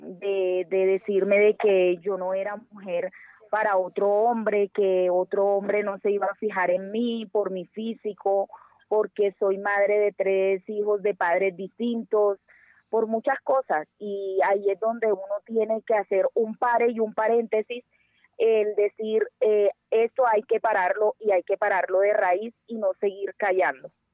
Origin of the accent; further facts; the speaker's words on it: Barranquilla, Atlántico, Colombia; moved away as an adult; now in Bogotá, Colombia; Yo no resido en la ciudad de Barranquilla. Sí soy de Barranquilla.